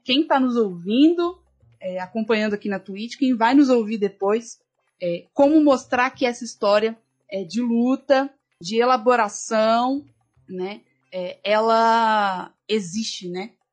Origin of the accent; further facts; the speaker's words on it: Belo Horizonte, Minas Gerais, Brazil; Eu sou de, de Belo Horizonte